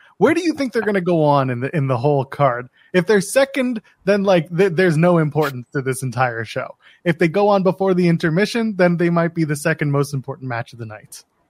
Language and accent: English; Canada